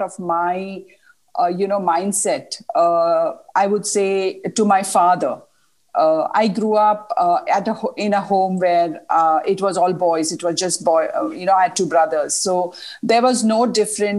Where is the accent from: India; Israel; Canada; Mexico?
India; moved away; also born or lived in Middle East; we are from India